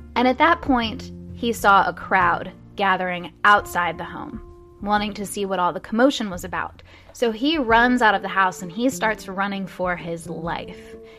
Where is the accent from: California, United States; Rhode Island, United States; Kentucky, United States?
Kentucky, United States; Louisville; my hometown of Louisville, Kentucky